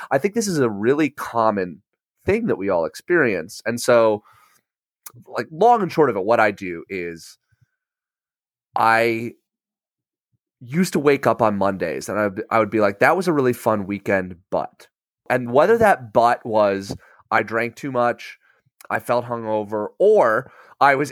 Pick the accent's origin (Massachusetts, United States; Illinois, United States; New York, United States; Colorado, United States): Illinois, United States; Batavia; I grew up in Batavia